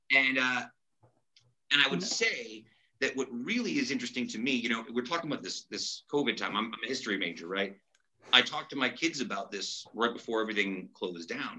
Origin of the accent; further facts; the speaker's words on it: Utica, New York, United States; I'm from Utica.